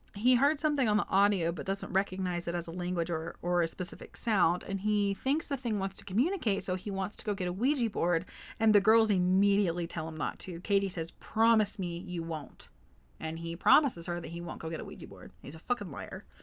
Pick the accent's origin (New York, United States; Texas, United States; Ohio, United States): Texas, United States; Forney; in my hometown of Forney, Texas, we had a Walmart and a movie theater